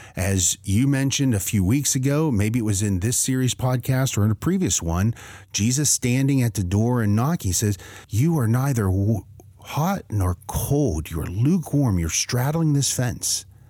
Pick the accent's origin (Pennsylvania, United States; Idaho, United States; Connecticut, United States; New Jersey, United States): Pennsylvania, United States; Western; moved away; I grew up in Western Pennsylvania.